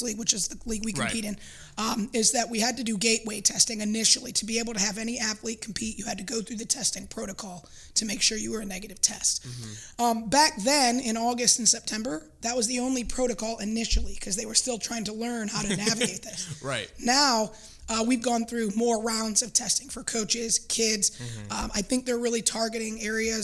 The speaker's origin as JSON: {"language": "English", "town": "Grosse Ile", "region": "Michigan", "country": "United States", "tie": "born or raised there", "also_born_or_lived": "Flint, Michigan / Montrose, Michigan", "said": "I was born in Michigan and then raised in Grosseal"}